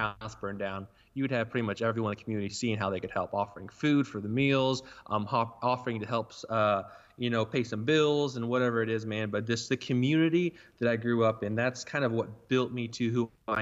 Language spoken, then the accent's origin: English; Burlington, Oklahoma, United States; I'm from Burlington, Oklahoma, which is a town of 150 people